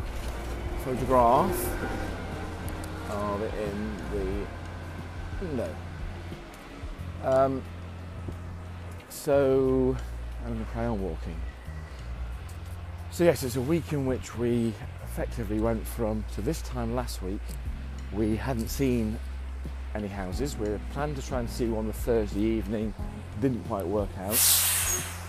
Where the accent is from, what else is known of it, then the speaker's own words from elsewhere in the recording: England, United Kingdom; I'm from England